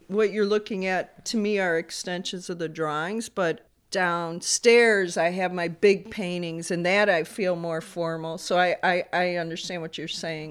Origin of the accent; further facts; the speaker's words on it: Bolingbrook, Illinois, United States; also born or lived in Chicago; Technically born in Chicago on the south side, and was raised in Bolingbrook